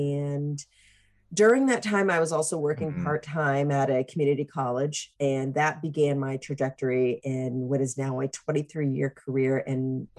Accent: Newport News, Virginia, United States; moved away as an adult; also born or lived in Nebraska; So I don't know if your listeners are aware that we are from Newport News, Virginia. So I left Newport News in 1995.

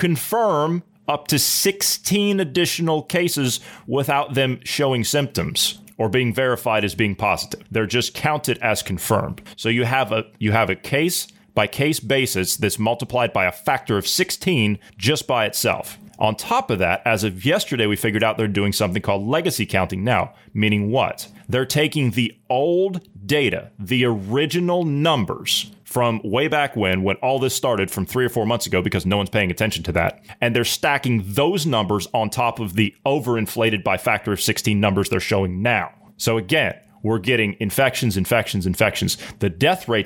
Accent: Ohio, United States; my home state of Ohio

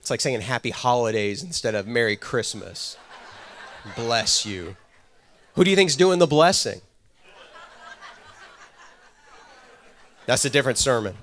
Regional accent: Texas, United States; moved away; also born or lived in Georgia; I'm from Texas originally

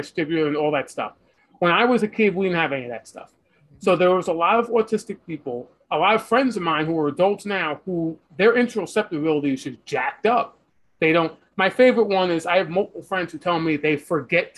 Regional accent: New York City, New York, United States; where I'm from New York City, there's like 4 weeks the entire year where it's so cold

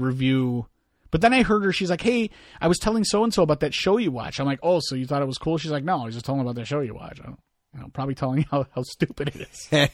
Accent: United States; me being an American

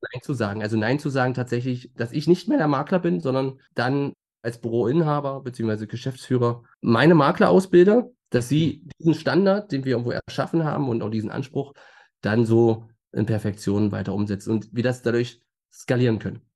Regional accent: Magdeburg, Saxony-Anhalt, Germany; geboren in Magdeburg und ein Leben lang hier verwurzelt

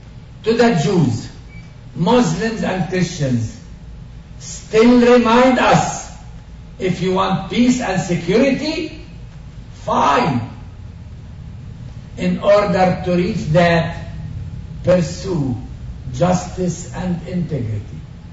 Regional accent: Palestine; first language Arabic; English is a second language; And I am a Palestinian Arab, which means my mother language is not English. It is this easy to learn Arabic language.

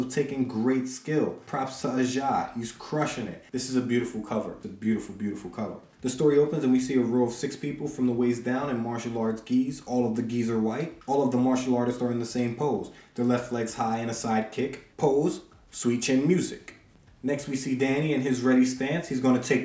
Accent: New York City, New York, United States; Growing up in Brooklyn, I was a member of the Boys and Girls Club

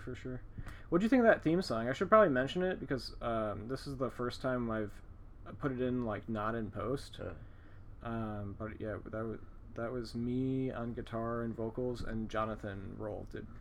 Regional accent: Chicago, Illinois, United States; we're from Chicago, so this is just like a normal neighborhood of Chicago, basically

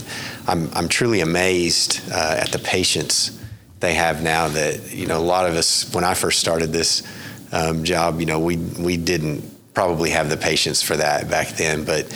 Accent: West Texas, United States; now in Oklahoma City, United States; I was born out in West Texas

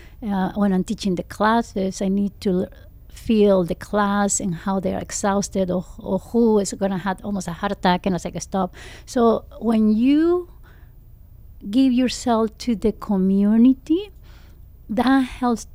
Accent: Mexico; English is a second language; now in United States; I'm coming from Mexico

